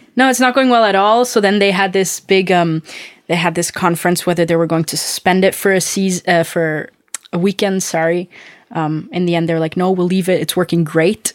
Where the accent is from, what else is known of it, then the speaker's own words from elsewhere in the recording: Austria; moved away; I'm from Austria